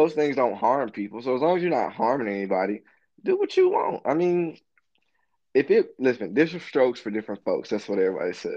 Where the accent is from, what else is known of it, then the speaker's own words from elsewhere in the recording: Birmingham, Alabama, United States; I'm from Birmingham